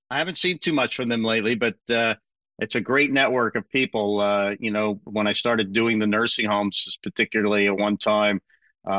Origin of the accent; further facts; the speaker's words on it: Philadelphia, Pennsylvania, United States; now in Charlotte, United States; when you're born and raised in South Philly